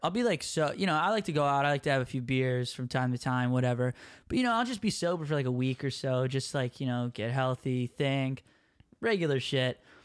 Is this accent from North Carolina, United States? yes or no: no; Minneapolis, Minnesota, United States; I'm from Minneapolis